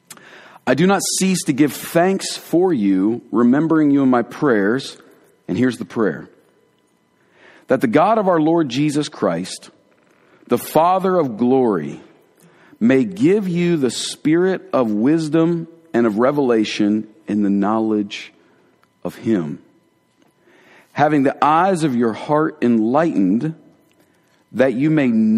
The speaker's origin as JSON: {"language": "English", "town": "Columbus", "region": "Ohio", "country": "United States", "said": "I'm from Columbus, Ohio. You know, I'm a Yankee"}